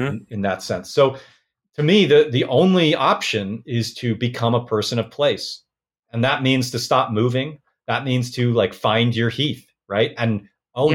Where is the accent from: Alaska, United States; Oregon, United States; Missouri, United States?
Oregon, United States; Portland; I was born in Portland, Oregon